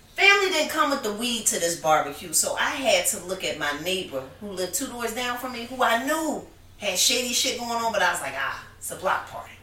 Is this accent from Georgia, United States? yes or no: no; Philadelphia, Pennsylvania, United States; also born or lived in Harlem, New York; I'm from Philly. Philly. I was born in New York, born in Harlem, New York.